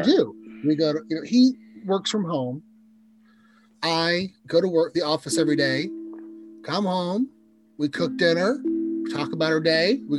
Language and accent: English; 35 minutes from Columbia, Missouri, United States; now in Kansas City, United States; drive 35 minutes back to my hometown